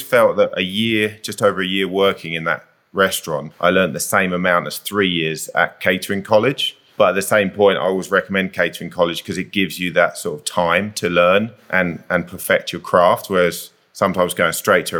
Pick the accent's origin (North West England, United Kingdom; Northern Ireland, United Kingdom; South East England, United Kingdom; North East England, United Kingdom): South East England, United Kingdom; Kent; now in Whistler, Canada; Southeast of England in Kent. So really, really rural out in the countryside